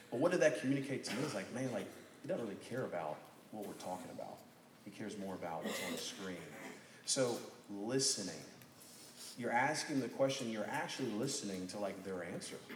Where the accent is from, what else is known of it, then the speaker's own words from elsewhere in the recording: Birmingham, Alabama, United States; it's so cool getting to meet some of you guys because you're from Birmingham. It's like, well, I'm from Birmingham. Boom, connection.